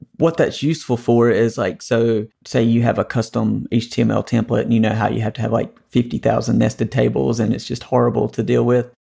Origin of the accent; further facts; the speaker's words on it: North Carolina, United States; the Tar Heels won the A C C tournament, which is kinda my home state team